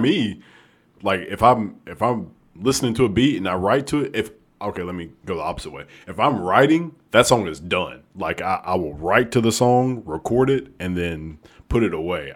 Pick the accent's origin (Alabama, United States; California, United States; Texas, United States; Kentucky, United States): Alabama, United States; I'm actually from Alabama